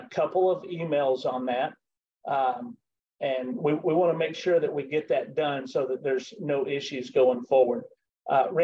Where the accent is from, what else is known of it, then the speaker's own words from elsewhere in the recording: the South, Southern United States, United States; accent: Southern; my Southern accent